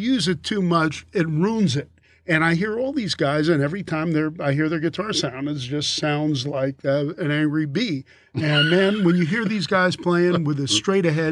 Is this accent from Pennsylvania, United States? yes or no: yes; Philadelphia, Pennsylvania, United States; moved away; I'm an East Coast guy. I'm from Philly